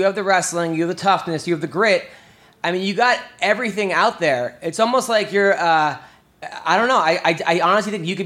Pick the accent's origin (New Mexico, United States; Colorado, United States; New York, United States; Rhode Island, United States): New York, United States; Long Island; I'm from Long Island